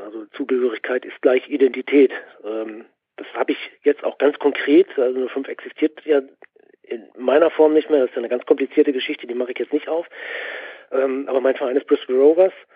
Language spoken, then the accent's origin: German; Göttingen, Lower Saxony, Germany; also born or lived in Dortmund; Ich bin in Dortmund geboren, mein Papa ist Borusse gewesen. Der hat mich mitgenommen noch in die alte Rote Erde. Dann kam aber der Umzug nach Göttingen.